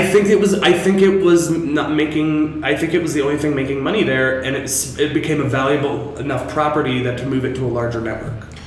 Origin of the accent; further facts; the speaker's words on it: Seattle, Washington, United States; Because I'm from Seattle, we got a lot of freak drag where I'm from.